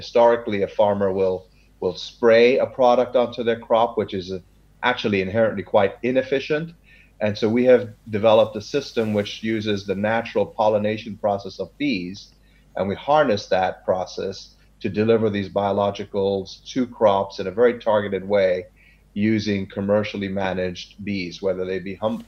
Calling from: Sacramento, California, United States; I am speaking from Sacramento, California, the biggest state in the U.S.

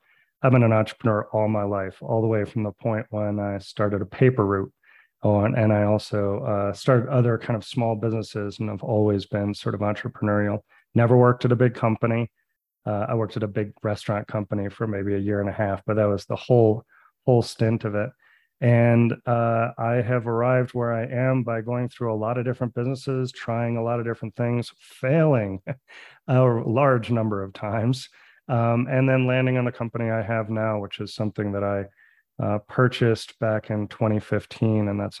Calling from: Santa Fe, New Mexico, United States; So I am calling you from Santa Fe, New Mexico. That is my home base, but our company is based in Denver, Colorado.

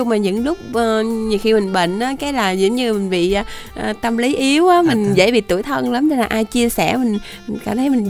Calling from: Đồng Nai, Vietnam; ở thì em à, đang ở đồng nai

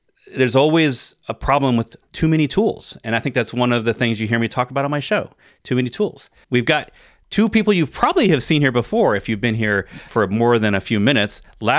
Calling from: Virginia, United States; I'm in Virginia, so we're east to west this time in North America.

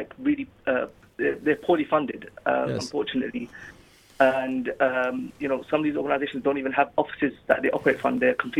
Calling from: London, United Kingdom; I'm just calling from East London.

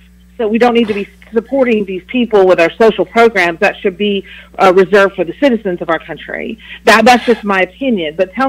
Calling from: Huntsville, Alabama, United States

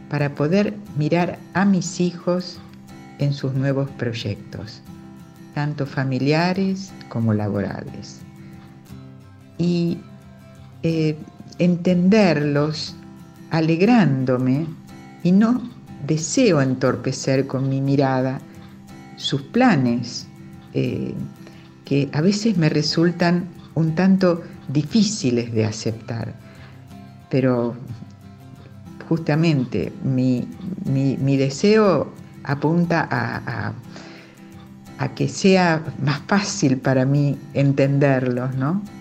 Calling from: Rosario, Santa Fe, Argentina; Hola Julio, soy … de Rosario.

